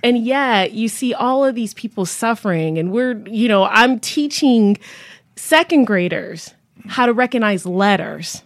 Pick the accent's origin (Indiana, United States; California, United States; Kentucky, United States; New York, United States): New York, United States; Buffalo; now in Connecticut, United States; I grew up in Buffalo, New York. I claim that as home